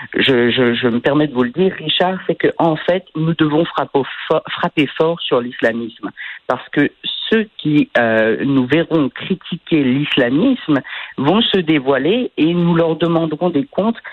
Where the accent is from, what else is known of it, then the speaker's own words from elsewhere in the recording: France; quand j'étais enfant en France